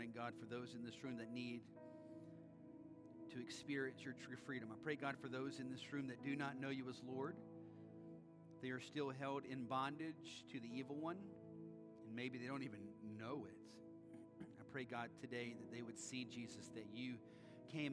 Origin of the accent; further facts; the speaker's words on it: United States; we as Americans